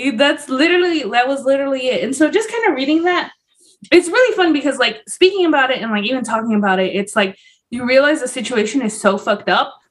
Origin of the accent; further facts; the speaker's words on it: Los Angeles, California, United States; also born or lived in Puebla, Mexico; I grew up in South Central